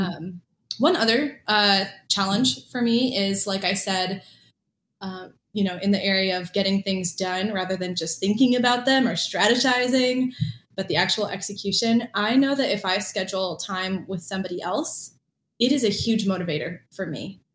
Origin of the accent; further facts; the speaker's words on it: Michigan, United States; also born or lived in Hawaii; now in Orlando, United States; I grew up in Hawaii as a kid, and when I was about 10, moved to Michigan